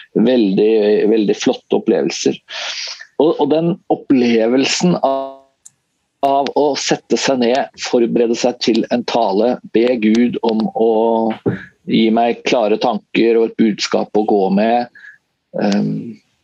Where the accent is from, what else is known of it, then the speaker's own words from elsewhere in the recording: Tønsberg, Vestfold, Norway; moved away as an adult; jeg er fra Tønsberg, sånn uh, opprinnelig i Vestfold, men har jo ikke bodd der siden jeg var ferdig på, på videregående